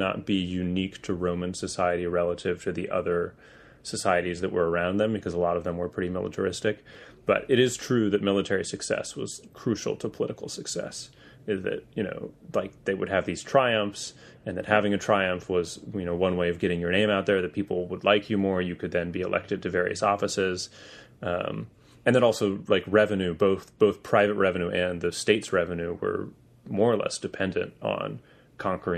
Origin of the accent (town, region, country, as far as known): United States